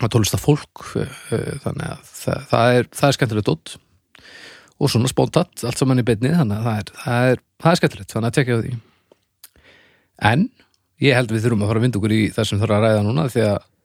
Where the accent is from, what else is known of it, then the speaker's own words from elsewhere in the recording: Canada; Ég er frá Kanada